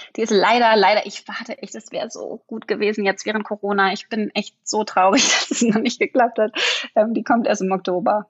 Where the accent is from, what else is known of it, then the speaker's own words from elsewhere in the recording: Berlin, Germany; ich bin Berlinerin